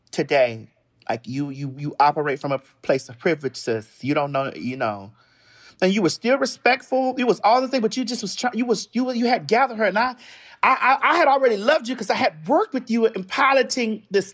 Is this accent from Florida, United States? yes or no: yes; Miami, Florida, United States; moved away; Because I'm from Miami, so I went home to Miami